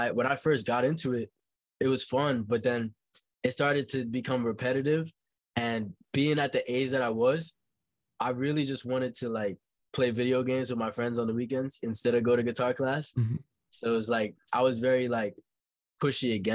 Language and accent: English; New York City, New York, United States; also born or lived in Haiti; Growing up in Brooklyn, my life was very, very calm